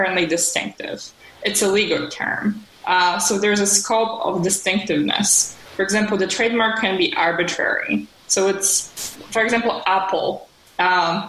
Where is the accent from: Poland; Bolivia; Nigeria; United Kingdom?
Poland; moved away as an adult; also born or lived in Bloomington, Indiana; now in New York, United States; I'm originally from Poland. I moved to the United States more than a decade ago.